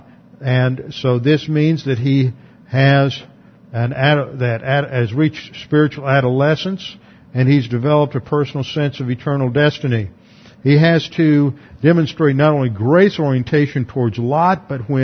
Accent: United States; as an American

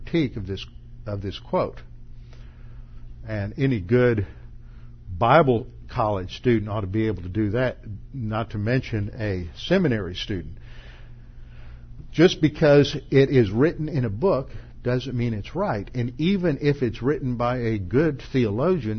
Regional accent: United States; as American Christians

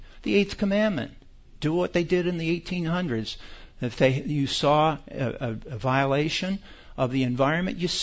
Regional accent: United States; We are American citizens

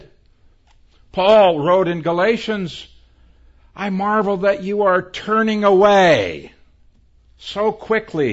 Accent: a small town in northeastern Ohio, United States; moved away as an adult; also born or lived in San Francisco; I left a small town in northeastern Ohio

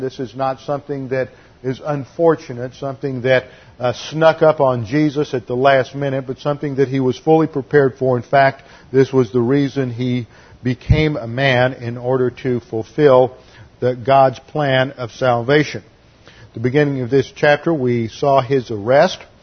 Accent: Houston, Texas, United States; church where I grew up in Houston

